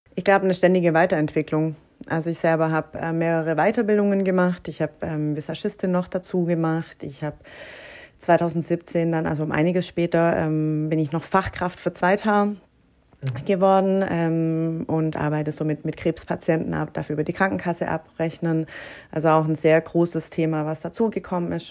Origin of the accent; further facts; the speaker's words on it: Herrenberg, Baden-Württemberg, Germany; also born or lived in Kuppingen; Komme von OB singen und bin ähm, Vollblut